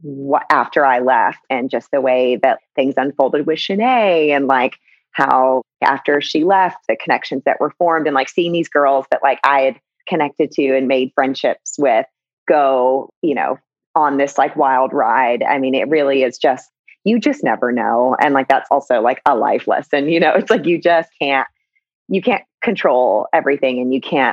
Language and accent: English; the South, United States; Growing up in the South, I definitely, it was like around, you know, it's like football and The Bachelor is like religion in that area of the country